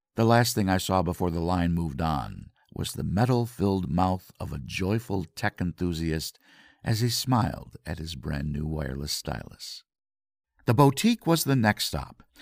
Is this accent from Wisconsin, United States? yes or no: no; Grand Rapids, Michigan, United States; I'm from Grand Rapids, Michigan